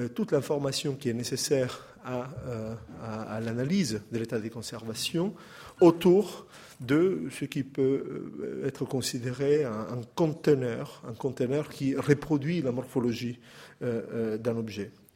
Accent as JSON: {"language": "French", "country": "Italy", "accent": "Italian", "second_language": "French", "moved": "yes", "said": "mon accent italien"}